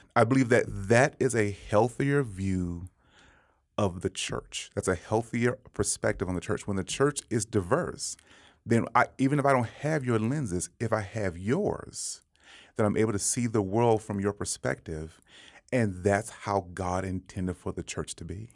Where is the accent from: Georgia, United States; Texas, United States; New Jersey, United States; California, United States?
Texas, United States; Dallas; moved away as an adult; now in Denver, United States; growing up in Dallas